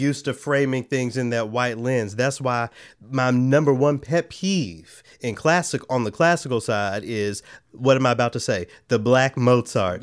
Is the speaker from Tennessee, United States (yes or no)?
yes; Memphis, Tennessee, United States; moved away; my hometown of Memphis, Tennessee